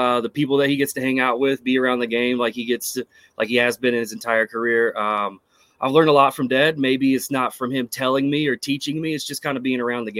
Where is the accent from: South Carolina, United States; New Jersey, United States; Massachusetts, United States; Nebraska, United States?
South Carolina, United States; Myrtle Beach; growing up in the Myrtle Beach area